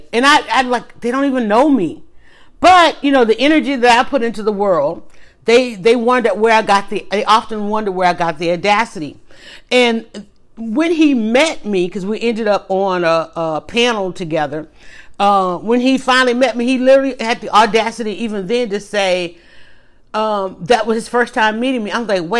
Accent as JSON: {"language": "English", "town": "Atlanta", "region": "Georgia", "country": "United States", "tie": "born or raised there", "said": "Well, I'm actually outside of Atlanta, but I was born and raised in Atlanta, started my family here, and never really lived anywhere else."}